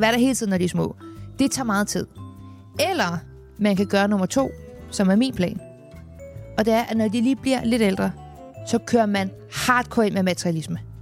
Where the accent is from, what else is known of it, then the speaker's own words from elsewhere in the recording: Copenhagen, Capital Region of Denmark, Denmark; Jeg er otteogtyve år, men jeg er fra København